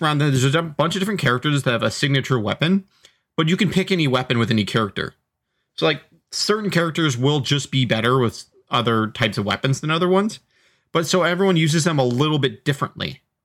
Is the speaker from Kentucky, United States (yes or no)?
no; Seattle, Washington, United States; I grew up in Seattle